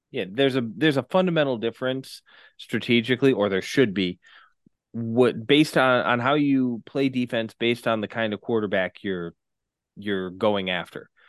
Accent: Midwest, United States; as a Midwesterner

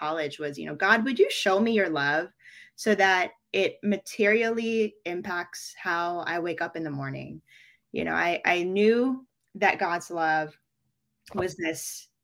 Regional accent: Bay Area, California, United States; moved away as an adult; also born or lived in New York City, United States; now in Philippines; raised in the Bay Area

